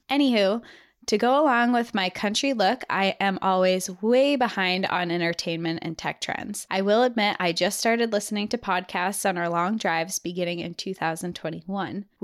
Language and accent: English; Austin, Texas, United States; I'm your typical, overly prideful, lanky Texan who always wears a cowboy hat and boots. I'm from Austin, Texas